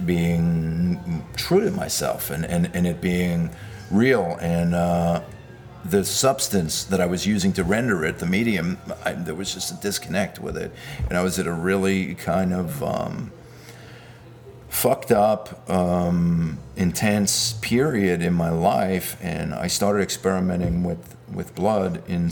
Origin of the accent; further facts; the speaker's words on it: New York City, New York, United States; also born or lived in Manhattan, New York City; I grew up in the Bensonhurst area of Brooklyn